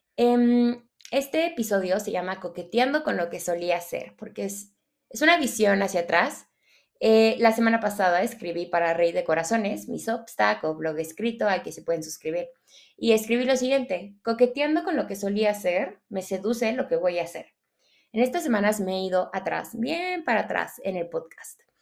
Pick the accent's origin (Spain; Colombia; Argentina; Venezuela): Venezuela; now in Mexico; yo soy venezolana. Llevo mucho tiempo viviendo en México, pero soy venezolana